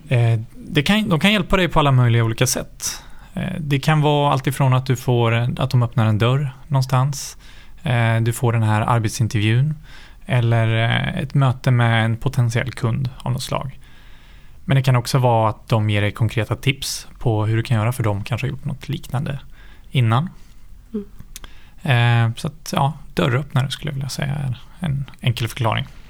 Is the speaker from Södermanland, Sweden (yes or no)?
yes; Nyköping, Södermanland, Sweden; moved away as an adult; now in Stockholm, Sweden; jag är född och uppvuxen i Nyköping